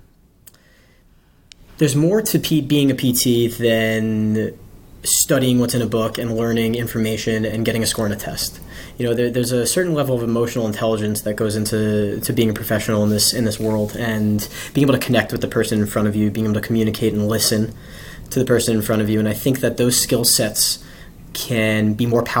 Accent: Bellmore, New York, United States; moved away as an adult; also born or lived in Los Angeles; now in Washington, D.C., United States; So I grew up in a town called Belmore

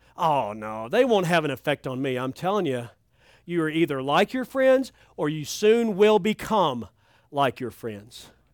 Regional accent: Kentucky, United States; I'm from Kentucky.

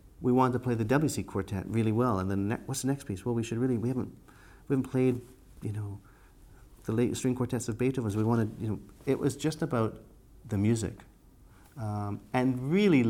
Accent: Canada; moved away as an adult; also born or lived in United States; being Canadian, as we were in the group, we lived in the States

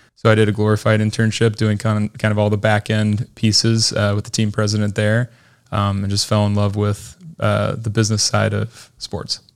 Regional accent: Idaho, United States; moved away as an adult; also born or lived in Utah; now in Lakeland, United States; the Idaho Stampede was my hometown, uh, D League team at the time

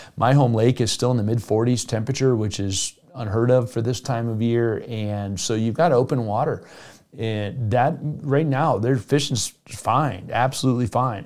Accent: Evergreen, Colorado, United States; I grew up in Evergreen, Colorado as a, as a junior high and high schooler

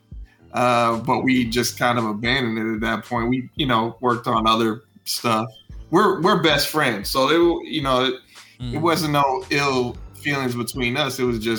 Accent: Kentucky, United States; You know, we're from Kentucky, so it's, you know, Eastern Kentucky is cold country.

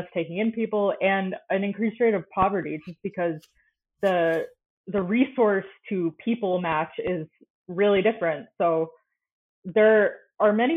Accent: Florida, United States; I grew up in Florida

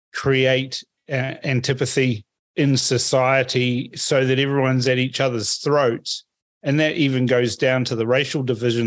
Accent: Fiji; now in New Zealand; I was born in Fiji, so, you know, I'm a Kaiwiti. I was born in Fiji.

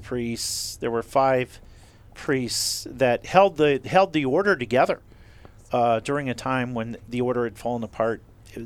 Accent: San Francisco, California, United States; I grew up in San Francisco in the Castro District

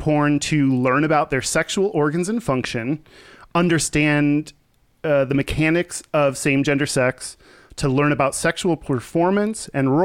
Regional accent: Texas, United States; I grew up in Texas

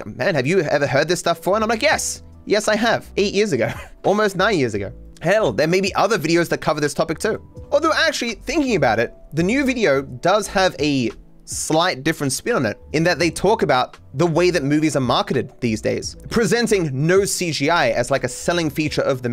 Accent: Australia; I'm Australian

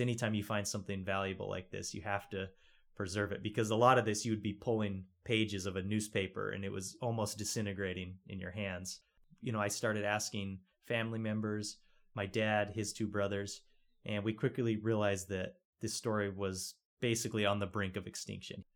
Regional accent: Rock Springs, Wyoming, United States; moved away; also born or lived in Los Angeles; I was born and raised in Rock Springs, so kind of down in the southwest corner of the state.

